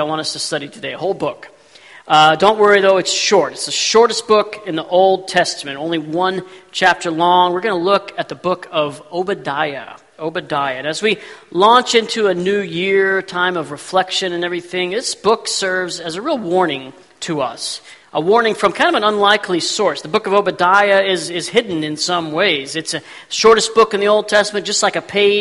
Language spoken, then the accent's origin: English; Texas, United States; growing up in Texas, we didn't have any snow